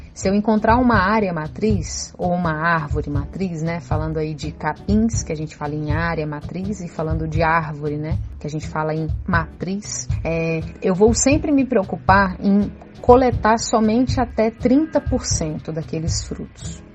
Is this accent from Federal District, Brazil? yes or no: yes; Brasília, Federal District, Brazil; Eu sou nascida e criada aqui em Brasília